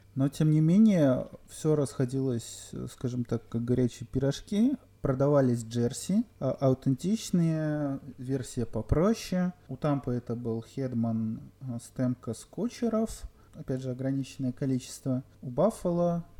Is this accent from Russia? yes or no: no; Belarus; Я белорус